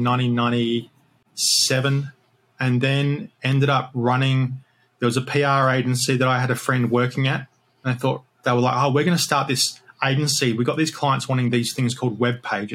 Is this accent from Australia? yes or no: yes; Australia; moved away; I'm Australian originally, obviously, not English.